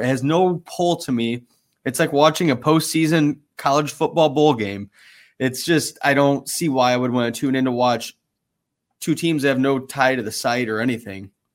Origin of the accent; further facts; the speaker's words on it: South Bend, Indiana, United States; growing up in South Bend and being, you know, a Notre Dame fan